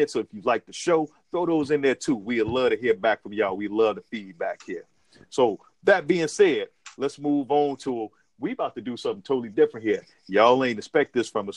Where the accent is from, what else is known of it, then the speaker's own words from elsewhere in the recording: Chicago, Illinois, United States; my hometown, Chicago